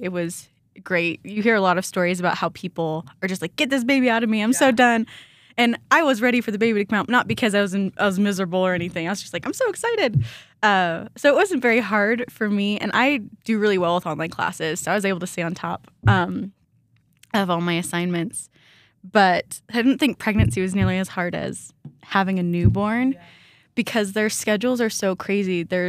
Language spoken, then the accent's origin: English; Sedalia, Missouri, United States; moved away as an adult; now in Rexburg, United States; I grew up in Missouri.